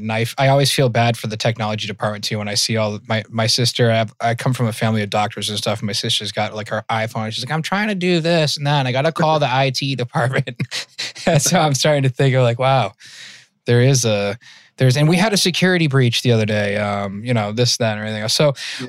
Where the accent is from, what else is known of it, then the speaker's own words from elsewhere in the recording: outside of Worcester, Massachusetts, United States; accent: Mass accent; I grew up in Mass. I grew up in outside of Worcester.